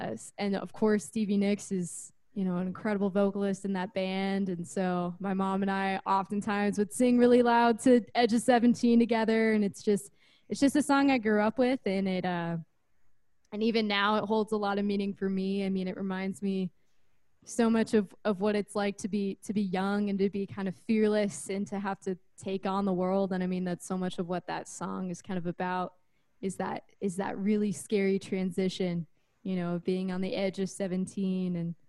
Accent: Midwest City, Oklahoma, United States; born there; now in Boise, United States; So I was originally born in Oklahoma, of all places. So Midwest City, which is right outside Oklahoma City area.

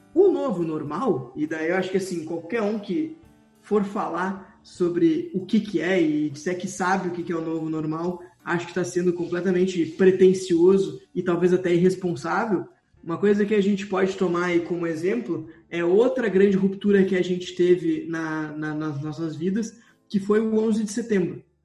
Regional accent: Brazil; sou do Brasil

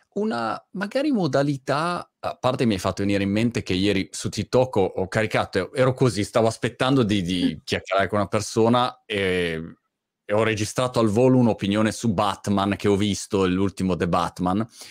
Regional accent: Milan, Lombardy, Italy; moved away; io diciamo milanese di, eh sì. di origine, ehm, però spatriato

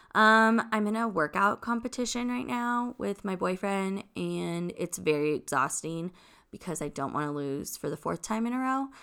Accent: Long Beach, California, United States; I'm originally from California, born and raised, um, Long Beach

